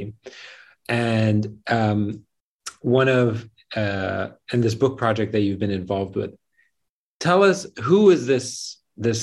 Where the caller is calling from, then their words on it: Beirut, Beirut Governorate, Lebanon; I'm calling from Beirut right now